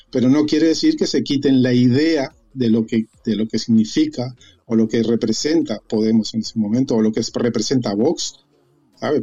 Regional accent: Uruguay; moved away as an adult; now in Spain; yo, soy uruguayo

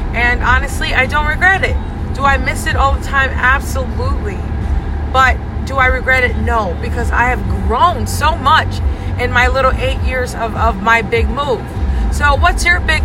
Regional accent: Hawaii, United States; now in East Coast, United States; I've lived a life of an island girl growing up in Hawaii, and then now I can say I'm living a life of an East Coaster

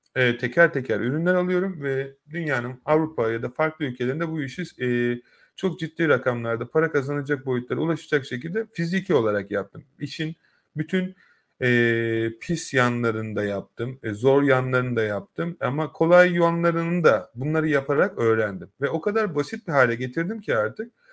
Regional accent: Turkey; now in United Kingdom; ben de orada doğup büyüdüm

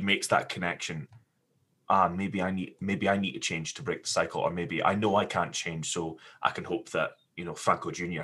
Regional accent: Scotland, United Kingdom; growing up in Scotland

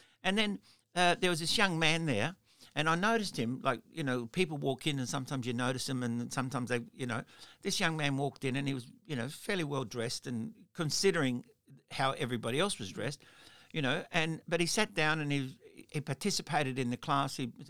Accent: Melbourne, Victoria, Australia; And in South Australia, sorry, and I'm from Melbourne, and I'm going back to Melbourne.

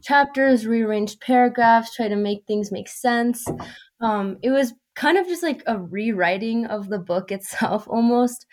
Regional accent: Colorado, United States; I was born and raised in Colorado

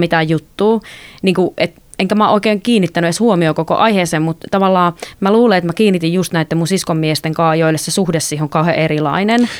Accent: North Karelia, Finland; mä oon kotoisin sieltä Pohjois-Karjalasta

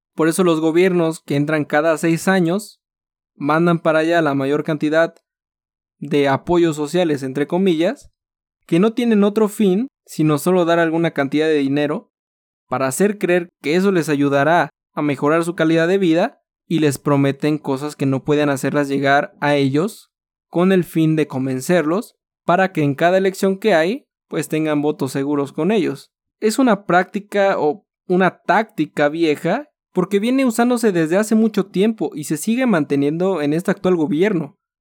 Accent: Mexico; nosotros como mexicanos

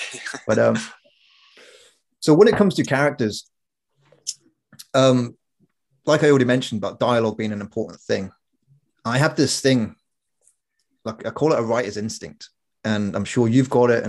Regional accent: Corby, East Midlands, United Kingdom; We grew up in Corby, where you kind of had to have a thick skin.

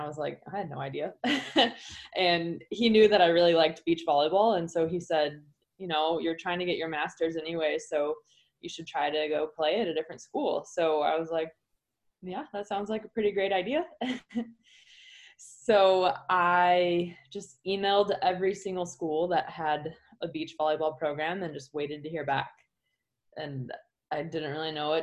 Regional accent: Chicago, Illinois, United States; moved away; also born or lived in Hawaii; I was born and raised in the Chicago area

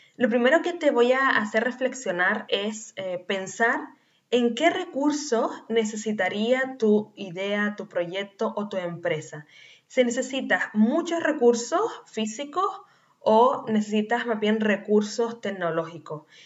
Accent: Canary Islands, Spain; nacida en Canarias

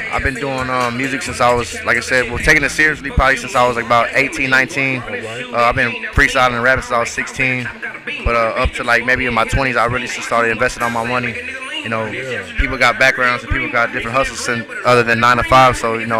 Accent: Corpus Christi, Texas, United States; But I'm from Corpus Christi, Texas. They call it the Crooked.

